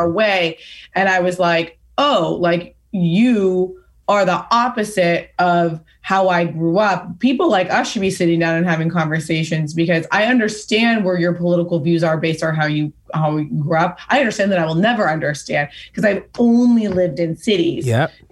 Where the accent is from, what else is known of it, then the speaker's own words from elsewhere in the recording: Pasadena, California, United States; where I grew up in Pasadena